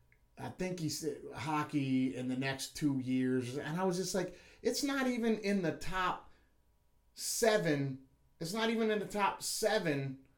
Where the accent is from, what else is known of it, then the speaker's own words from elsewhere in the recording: United States; as an American sports fan